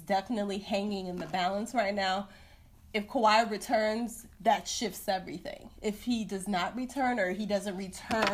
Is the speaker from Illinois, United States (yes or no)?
yes; Chicago, Illinois, United States; I'm from Chicago